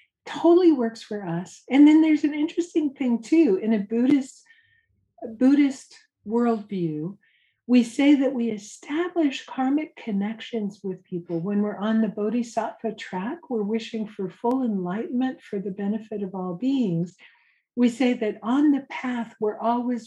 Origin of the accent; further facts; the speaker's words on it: Santa Cruz, California, United States; I'm from Santa Cruz, California, hippie surfer college town.